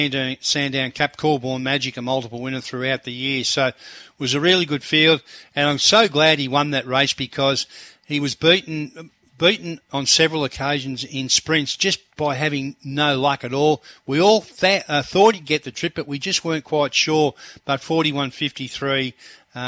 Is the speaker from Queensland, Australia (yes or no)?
yes; Queensland, Australia; being a Queenslander